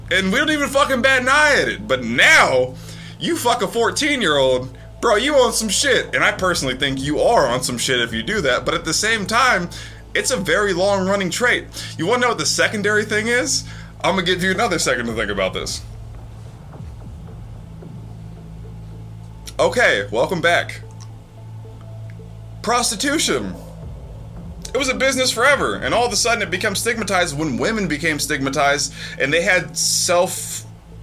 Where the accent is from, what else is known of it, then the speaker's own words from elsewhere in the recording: United States; I'm American